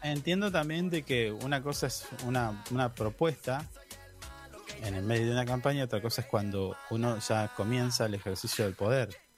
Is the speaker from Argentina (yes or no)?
yes; Argentina; nuestro, de los argentinos